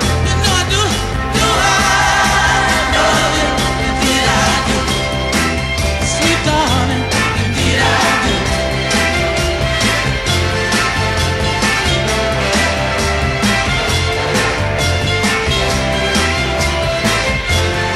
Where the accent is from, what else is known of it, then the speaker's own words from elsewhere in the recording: Leicester, East Midlands, United Kingdom; Big Northern Soul DJ from Leicester, my hometown.